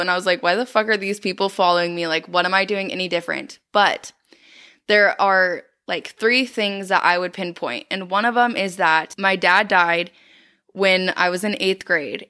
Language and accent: English; South Dakota, United States; growing up in South Dakota, like, it's small and I feel like everyone knows everyone